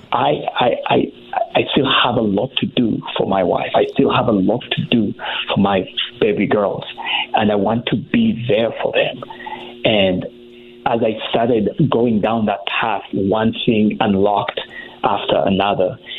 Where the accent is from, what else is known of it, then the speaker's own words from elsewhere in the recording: Uganda; growing up in Uganda